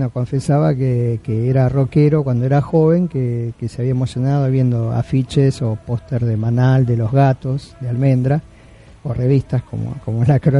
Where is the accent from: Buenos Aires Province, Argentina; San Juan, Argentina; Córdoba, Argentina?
Buenos Aires Province, Argentina; Merlo; me invitan a una charla ahí en Merlo, donde, de donde yo soy vivo, este, sobre rock argentino